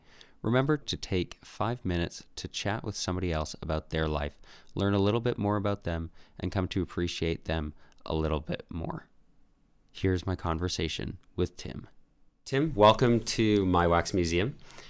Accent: Canada; now in Rexburg, United States; I'm from Canada

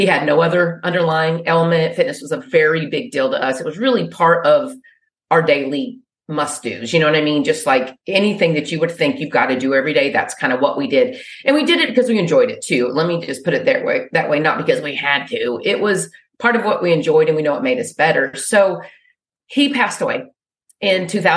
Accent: Wichita Falls, Texas, United States; moved away; I grew up in Wichita Falls

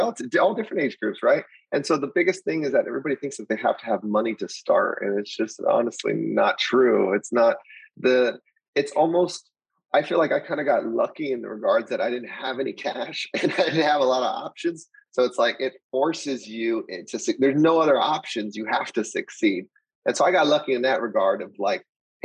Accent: El Paso, Texas, United States; moved away as an adult; also born or lived in Austin, Texas / San Antonio, Texas; I'm originally from El Paso, Texas. And so basically just grew up just normal

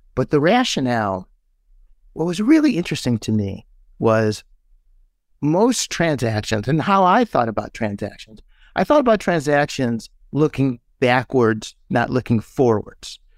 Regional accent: Midwest, United States; we're from the Midwest

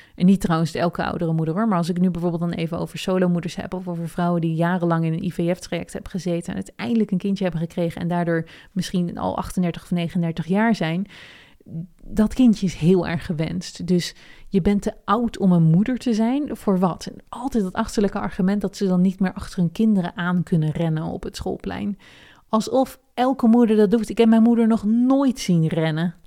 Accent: Netherlands; now in United States; ik ben ook een Nederlander en ik ben in Amerika.

